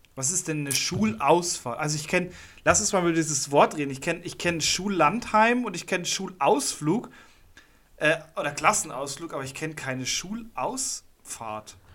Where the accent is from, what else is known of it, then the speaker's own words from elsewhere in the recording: Munich, Bavaria, Germany; als Münchner, als Münchner Hipster